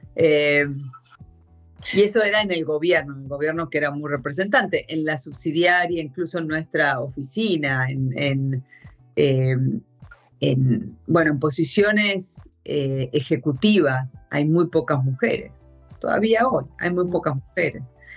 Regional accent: Argentina; first language Spanish; moved away as an adult; also born or lived in United States / Japan; yo soy de Argentina, pero, pero me, eh, en el año noventa y seis me surgió la oportunidad de salir hacia una posición en Estados Unidos, y entonces me fui de Argentina a Estados Unidos

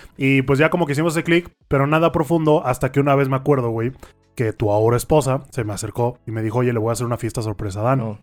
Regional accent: Mexico; como mexicano

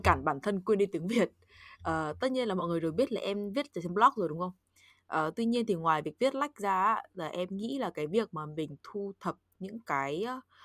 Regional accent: Northern Vietnam, Vietnam; accent: Northern; first language Vietnamese; moved away; dân Bắc Kỳ nên em chỉ có nói được mỗi giọng Bắc

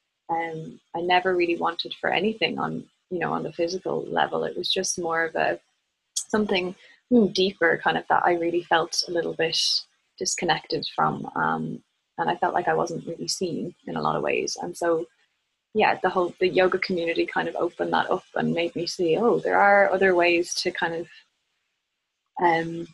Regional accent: Ireland; moved away as an adult; I do feel like I have very strong roots in Ireland

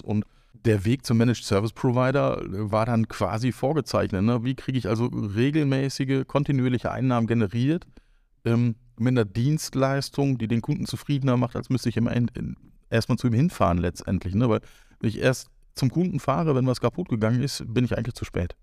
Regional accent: Northern Germany, Germany; now in Cologne, Germany; Ich bin quasi das klassische Nordlicht und am Ende dann doch in Köln gestrandet

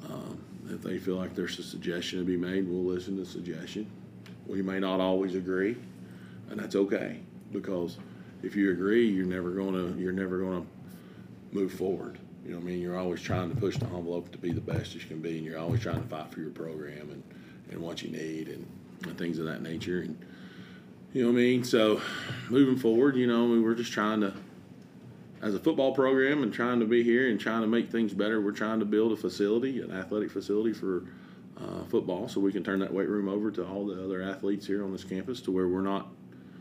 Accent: New Market, Tennessee, United States; also born or lived in West Georgia; I'm in Jefferson County. I was born and raised on Old Danders Pike in New Market, Tennessee. And this is where I'm from.

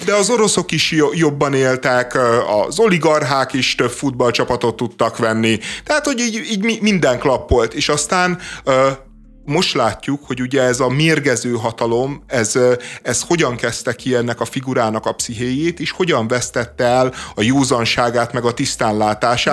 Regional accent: Budapest, Hungary

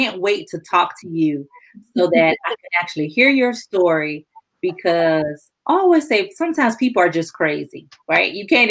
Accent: South Carolina, United States; Well, you know I'm from South Carolina.

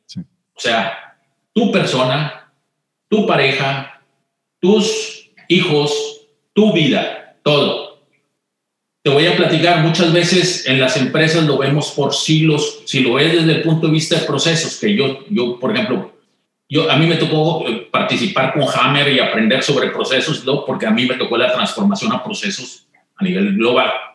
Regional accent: Monterrey, Nuevo León, Mexico; moved away; yo crecí, eh, nací en Monterrey

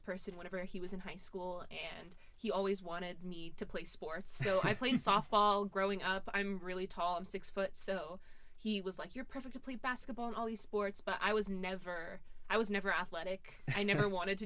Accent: Atascocita, Texas, United States; born or raised there

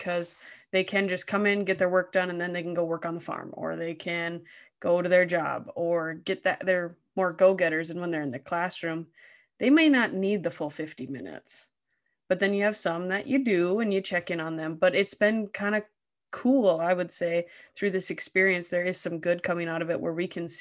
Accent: North Dakota, United States; I lived 2 miles from Canada growing up.

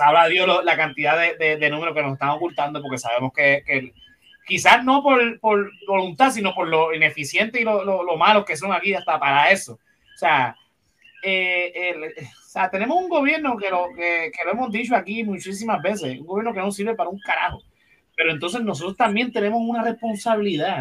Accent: Puerto Rico; nosotros como puertorriqueños, seamos cristianos o no, celebramos Navidad

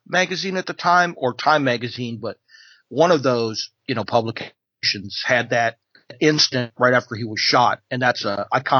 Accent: United States; as an American

